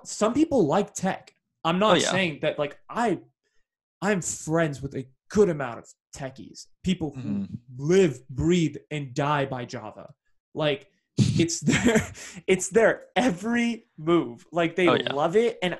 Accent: Bay Area, California, United States; growing up in the Bay Area

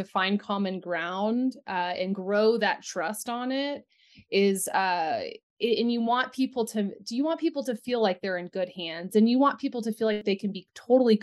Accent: Central Texas, United States; also born or lived in Austin, Texas; now in Littleton, United States; I did grow up on a 400-acre ranch in Central Texas.

